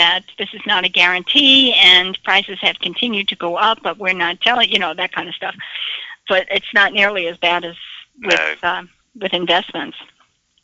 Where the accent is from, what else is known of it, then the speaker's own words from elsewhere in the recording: the North, United States; now in Florida, United States; they've got different tastes in the South than I grew up with in the North